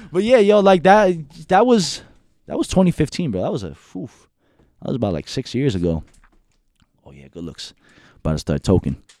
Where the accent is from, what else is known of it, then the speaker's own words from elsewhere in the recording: Union City, New Jersey, United States; also born or lived in Hackensack, New Jersey / New York; I'm from Union City, born and raised